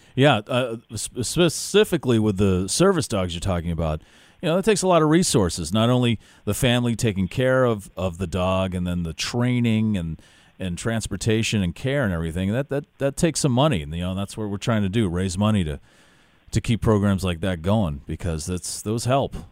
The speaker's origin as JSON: {"language": "English", "town": "Worcester", "region": "Massachusetts", "country": "United States", "tie": "born or raised there", "said": "former uh, resident of Worcester, Massachusetts, my hometown."}